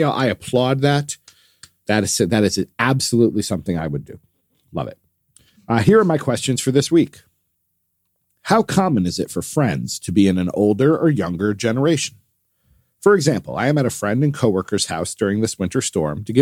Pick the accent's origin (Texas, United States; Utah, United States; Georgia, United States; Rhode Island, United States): Texas, United States; it will also snow in my hometown in Texas next week, which is seven hours south of me and near Houston.